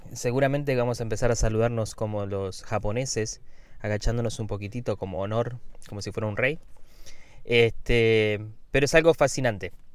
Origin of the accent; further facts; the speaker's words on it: Argentina; now in United States; Yo soy argentino y veo las noticias de Argentina